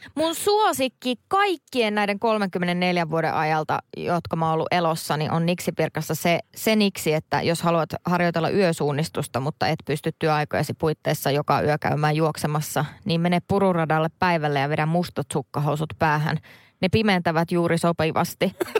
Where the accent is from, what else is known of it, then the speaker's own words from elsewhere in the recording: Central Finland, Finland; moved away; keskellä Suomea, mistä mä oon kotoisin